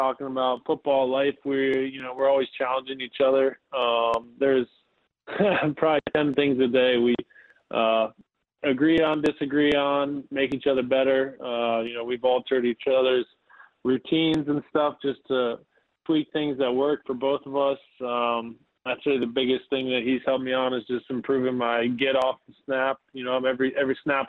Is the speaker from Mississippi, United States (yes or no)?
no; Cincinnati, Ohio, United States; I've been in Ohio all my life, growing up in Cincinnati